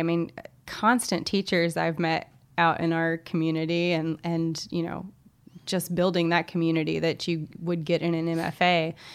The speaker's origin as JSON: {"language": "English", "town": "Little Rock", "region": "Arkansas", "country": "United States", "moved": "yes", "said": "I'm from Little Rock, Arkansas"}